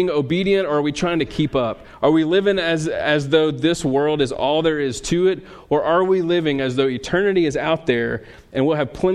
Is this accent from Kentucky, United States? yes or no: no; Louisiana, United States; I'm from Louisiana